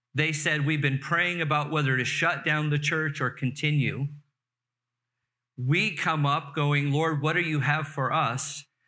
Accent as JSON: {"language": "English", "town": "Carson", "region": "California", "country": "United States", "tie": "born or raised there", "said": "I grew up in the Los Angeles area, Torrance, Carson area"}